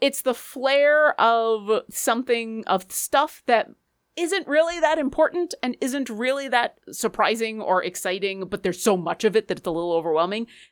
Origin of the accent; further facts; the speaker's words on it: Seattle, Washington, United States; I am from Seattle and I'm practically Canadian